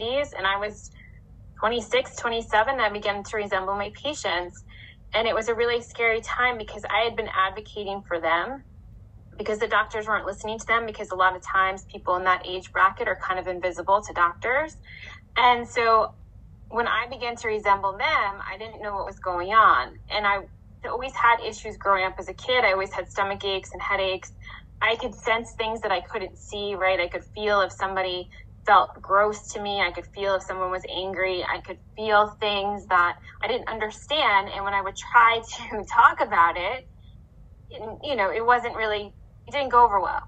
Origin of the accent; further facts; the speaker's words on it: New York, United States; I'm from New York, and I'm an herbalist